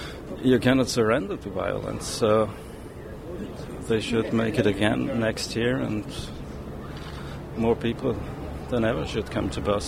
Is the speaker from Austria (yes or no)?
yes; Vienna, Austria; from Vienna.